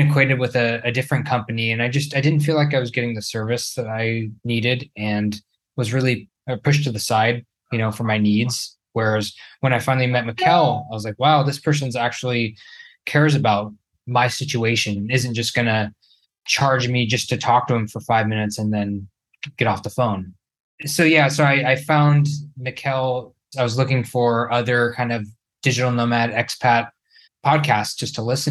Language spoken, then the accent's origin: English; Northern California, United States; moved away as an adult; now in Brazil; I'm originally from Northern California, about 2 hours north of San Francisco.